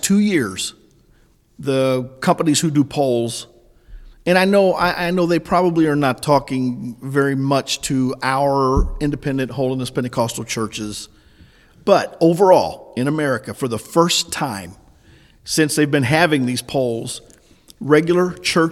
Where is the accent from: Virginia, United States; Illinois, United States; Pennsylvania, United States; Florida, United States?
Illinois, United States; also born or lived in Oklahoma City, Oklahoma; now in West Plains, United States; I was born and grew up in Illinois